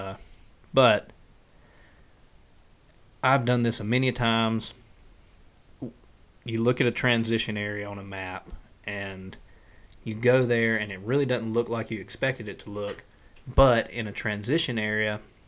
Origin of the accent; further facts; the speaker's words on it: the Delta, United States; I'm from the Delta, and I hunt in the Delta